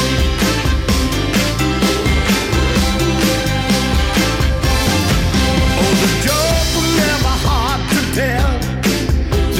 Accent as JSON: {"language": "English", "region": "England", "country": "United Kingdom", "said": "being an English person"}